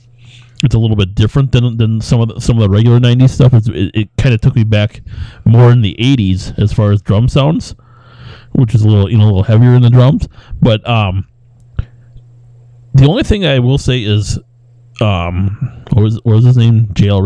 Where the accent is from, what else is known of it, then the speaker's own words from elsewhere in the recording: California, United States; now in Chicago, United States; Oh wait, I'm from California.